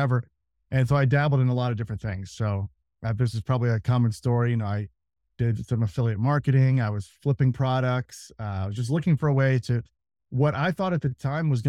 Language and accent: English; Kansas City, United States; moved away; I'm from Kansas City. So I moved back to Kansas City